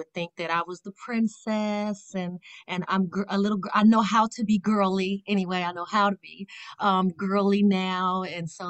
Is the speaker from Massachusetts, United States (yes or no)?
no; Las Vegas, Nevada, United States; now in Ohio, United States; born and raised in Vegas, the West Coast. I'm currently living in Ohio